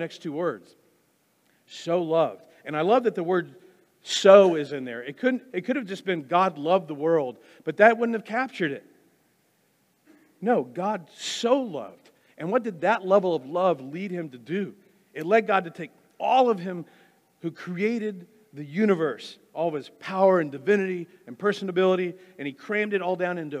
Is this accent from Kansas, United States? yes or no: yes; Wichita, Kansas, United States; also born or lived in Wisconsin; My dad and I moved from Wisconsin to Kansas, here to Wichita